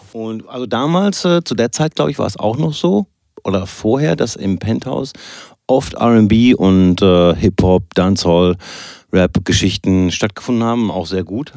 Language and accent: German; Soest, North Rhine-Westphalia, Germany; ich komme zwar aus Soest und nicht aus Bielefeld